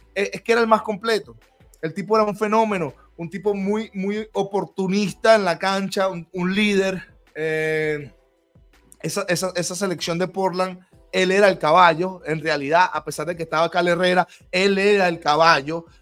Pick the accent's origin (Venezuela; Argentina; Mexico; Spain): Venezuela; also born or lived in Miami